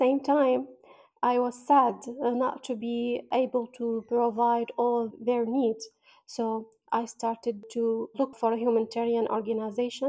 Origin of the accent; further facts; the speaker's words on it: Baghdad, Baghdad Governorate, Iraq; I'm from Iraq, Baghdad